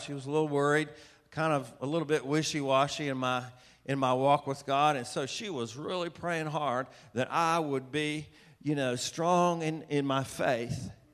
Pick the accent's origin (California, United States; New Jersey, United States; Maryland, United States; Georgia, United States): Georgia, United States; Atlanta; I was raised in Atlanta, Georgia